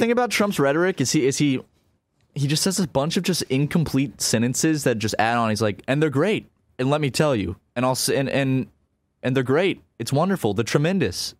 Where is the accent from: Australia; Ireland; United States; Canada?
United States; South Carolina; we grew up in South Carolina